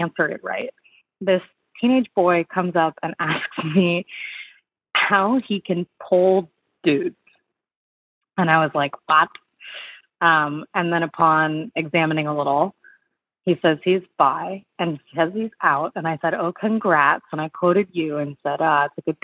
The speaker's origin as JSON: {"language": "English", "town": "Seattle", "region": "Washington", "country": "United States", "moved": "yes", "lives_now": "the South, United States", "said": "I'm a 20-something lady living in the South, but I'm from Seattle"}